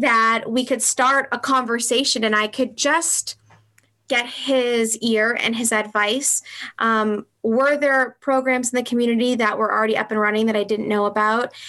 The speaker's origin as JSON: {"language": "English", "town": "Franklin", "country": "United States", "tie": "born or raised there", "also_born_or_lived": "Southern California", "said": "I grew up in Franklin, and I had moved away and lived in Southern California for six years. And I moved back"}